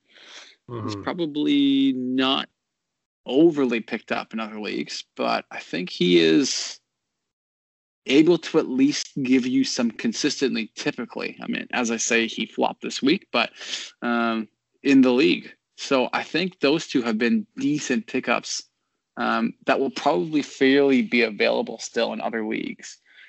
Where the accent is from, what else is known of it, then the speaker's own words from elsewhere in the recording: Canada; It's over. I mean, we're great.